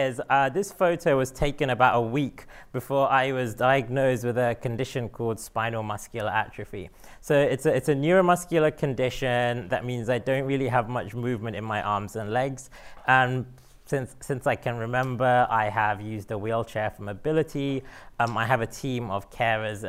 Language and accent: English; London, United Kingdom; moved away as an adult; now in San Francisco, United States; I was born and brought up in London and moved to San Francisco a couple of years ago